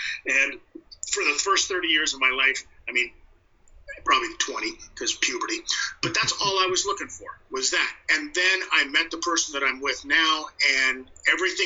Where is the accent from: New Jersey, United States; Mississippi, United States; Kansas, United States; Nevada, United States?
Nevada, United States; North Las Vegas; moved away as an adult; now in Canada; am a Las Vegas boy, born and bred. I mean, that's where, you know, that's and to even further the point, actually North Las Vegas